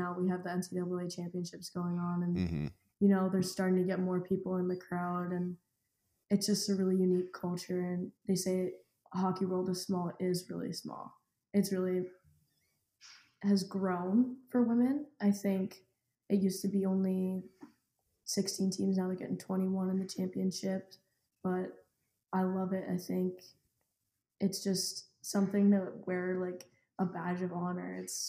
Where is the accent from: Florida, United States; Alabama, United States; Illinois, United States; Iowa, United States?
Florida, United States; Tampa; I'm from Tampa, Florida, and I'm a forward.